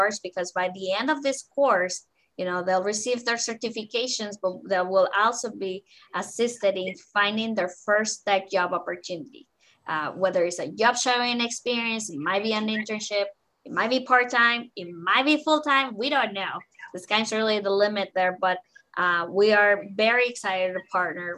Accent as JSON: {"language": "English", "country": "Mexico", "tie": "born or raised there", "second_language": "English", "moved": "yes", "lives_now": "Council Bluffs, United States", "said": "I was born and raised in Mexico."}